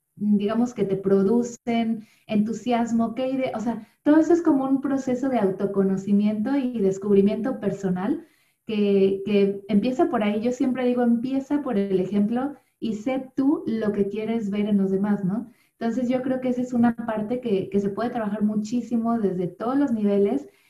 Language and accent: Spanish; Mexico City, Mexico; moved away as an adult; also born or lived in Cardiff / Chiapas / Bristol; now in Wales, United Kingdom; nací en la Ciudad de México, eh, y pues viví toda mi vida prácticamente ahí en la Ciudad de México